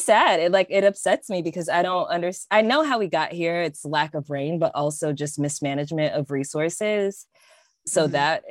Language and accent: English; California, United States; I'm from California